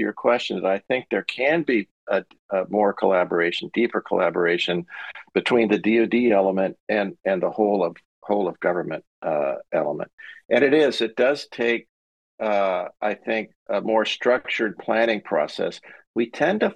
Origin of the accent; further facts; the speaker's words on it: San Diego, California, United States; I grew up there, my kids are there, grandkids are there, we still have a house